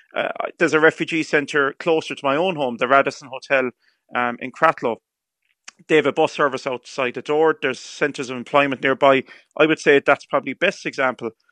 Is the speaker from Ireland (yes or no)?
yes; County Clare, Munster, Ireland; I'm from County Clare